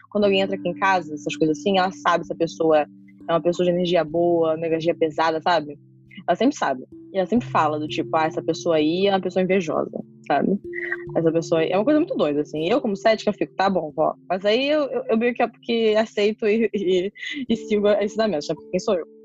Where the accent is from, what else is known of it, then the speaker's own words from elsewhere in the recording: Niterói, Rio de Janeiro, Brazil; Eu nasci em Niterói, morei em Niterói, morei um ano na Irlanda e voltei pra Niterói. Então, Niterói é minha cidade.